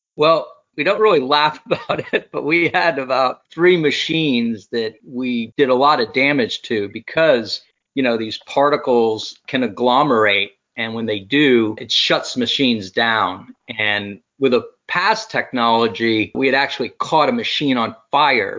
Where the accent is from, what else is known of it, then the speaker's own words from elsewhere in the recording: Brazil; moved away; growing up in Brazil